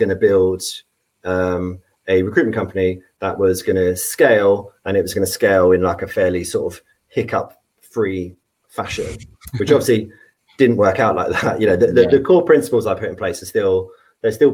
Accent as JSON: {"language": "English", "area": "Devon", "region": "South West England", "country": "United Kingdom", "tie": "born or raised there", "moved": "yes", "said": "I grew up in Devon."}